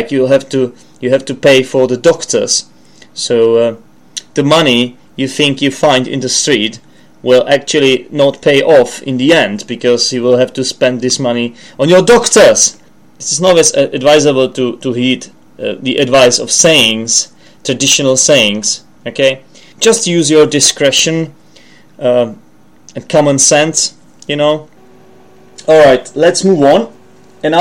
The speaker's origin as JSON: {"language": "English", "country": "Czechia", "second_language": "English", "said": "I'm from the Czech Republic, I'm Czech"}